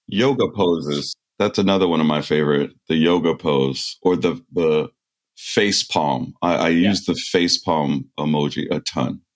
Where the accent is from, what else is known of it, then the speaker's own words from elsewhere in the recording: United States; it was news to me being an American